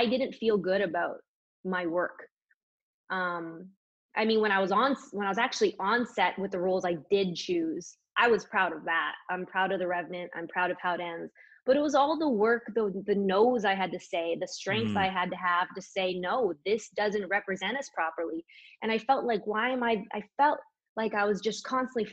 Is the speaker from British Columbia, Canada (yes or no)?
yes; Prince George, British Columbia, Canada; moved away as an adult; now in Vancouver, Canada; I live in Vancouver. I grew up in Prince George.